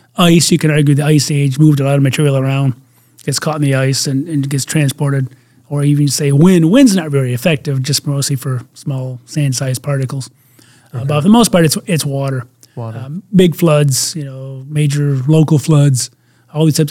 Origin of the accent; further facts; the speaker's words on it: Michigan, United States; my home state of Michigan